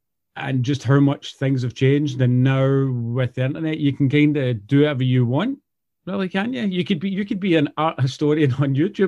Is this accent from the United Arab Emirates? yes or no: no; Scotland, United Kingdom; accent: Glaswegian; also born or lived in Canada; I'm Canadian, so I moved here. Obviously, I was here when I was younger through holidays and stuff, but I moved to Scotland, I think, 9 years old or so.